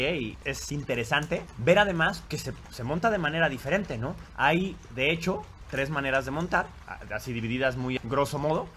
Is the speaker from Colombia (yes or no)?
no; Mexico; los mexicanos, cuando menos, hemos visto